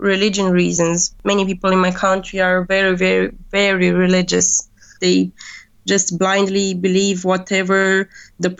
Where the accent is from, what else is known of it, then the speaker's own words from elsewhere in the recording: Romania; moved away as an adult; now in Germany; my hometown where my mother is and where I know people and doctors